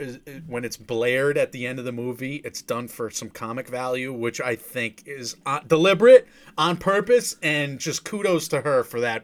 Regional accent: New England, United States; I'm the oldest of five boys. I grew up in New England in a place just like this.

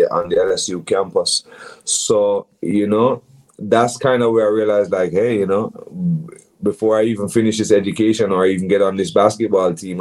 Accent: Kingston, Jamaica; I grew up in Kingston

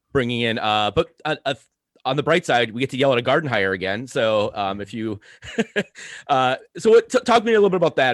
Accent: Saint Paul, Minnesota, United States; I grew up in Saint Paul, I love Saint Paul

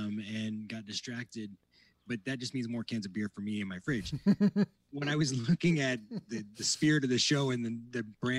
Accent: Midwest, United States; now in Southern California, United States; Midwestern fall where I grew up.

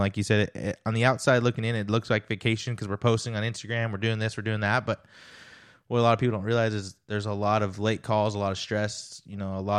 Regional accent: California, United States; moved away as an adult; now in Indiana, United States; I was born and raised in California till I was 25. And then I left California and moved to Indiana, just cold turkey, me and my wife, or wife and I, and we just packed up and left.

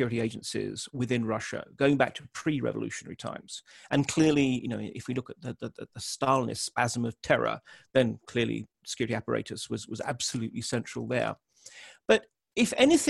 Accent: United Kingdom; I'm a Brit

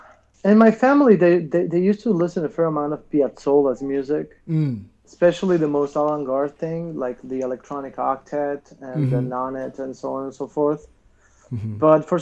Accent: 200 kilometers north of Buenos Aires, northern Argentina, Argentina; I'm not from Buenos Aires. I'm mm-hmm. from a small town 1,200 kilometers north from Buenos Aires.

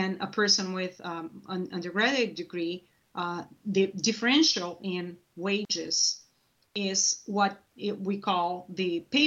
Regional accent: Brazil; moved away as an adult; I'm originally from Brazil

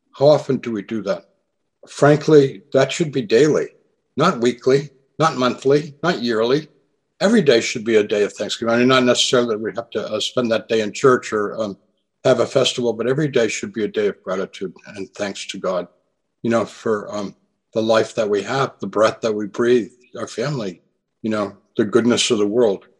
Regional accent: New England, United States; moved away; I grew up in New England

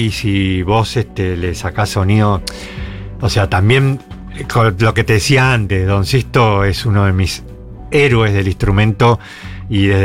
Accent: Buenos Aires, Argentina; born there; Soy porteño

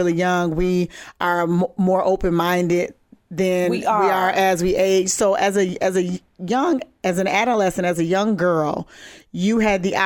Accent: Minneapolis, Minnesota, United States; I grew up in Minneapolis, Minnesota, North Side.

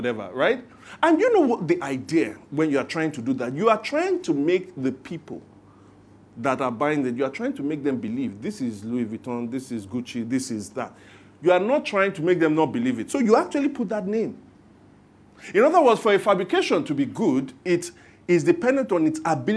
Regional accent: Lagos, Nigeria; growing up in Lagos

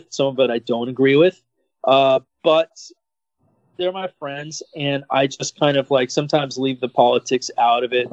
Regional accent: Philadelphia, Pennsylvania, United States; now in Miami, United States; I was born in Philadelphia.

